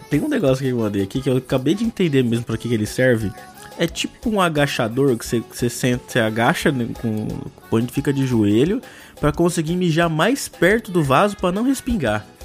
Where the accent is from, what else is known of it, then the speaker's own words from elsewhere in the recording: São Caetano do Sul, São Paulo, Brazil; eu tenho 26 anos e sou de São Caetano do Sul.